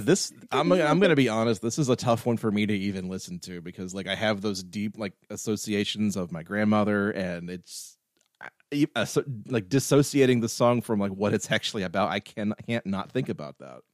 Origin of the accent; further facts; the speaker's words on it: Wilkesboro, North Carolina, United States; my hometown, Wilkesboro